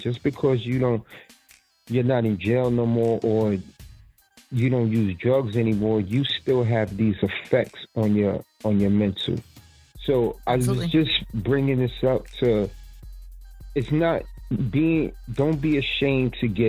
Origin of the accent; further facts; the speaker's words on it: New York City, New York, United States; now in South Jersey, United States; I come from New York City, but I'm living in the South Jersey area now.